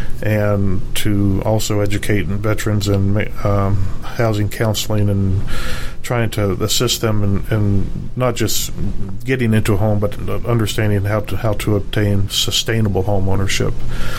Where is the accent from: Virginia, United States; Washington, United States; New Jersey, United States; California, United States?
Virginia, United States; moved away as an adult; also born or lived in South Carolina; I was born in South Carolina and lived in Virginia most of my life.